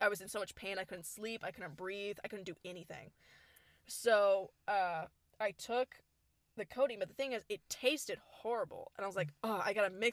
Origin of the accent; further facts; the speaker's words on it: Houston, Texas, United States; We are from Houston